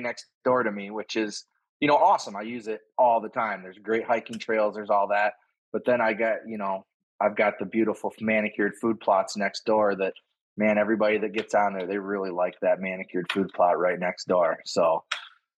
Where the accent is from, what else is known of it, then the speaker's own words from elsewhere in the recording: Suttons Bay, Michigan, United States; also born or lived in Lansing, Michigan / Traverse City, Michigan; Sutton's Bay, just north of Traverse